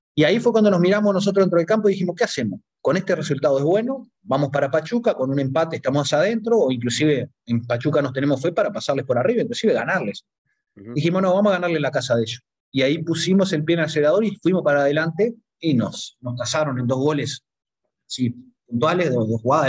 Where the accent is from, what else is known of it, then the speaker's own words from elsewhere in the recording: Uruguay; moved away as an adult; yo como uruguayo, acá el territorio es a nivel del mar, los uruguayos siempre sufrimos mucho con el tema de la altura